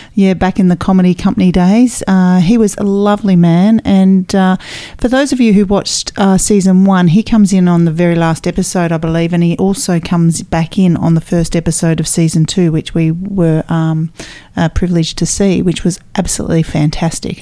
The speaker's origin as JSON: {"language": "English", "country": "United Kingdom", "moved": "yes", "lives_now": "Australia", "said": "I'm British"}